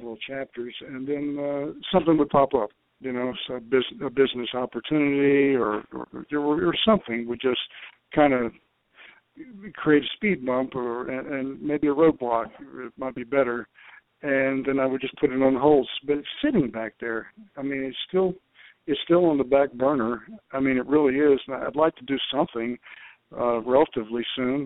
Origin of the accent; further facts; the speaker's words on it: New York City, New York, United States; I was born in Brooklyn, and we talked New York talk